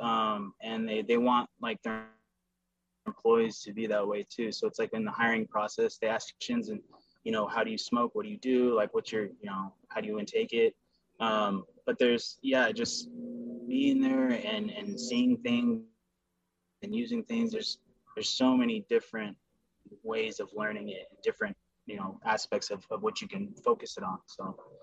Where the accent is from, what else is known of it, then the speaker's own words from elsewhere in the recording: Camarillo, California, United States; I was born here in Camarillo, never left.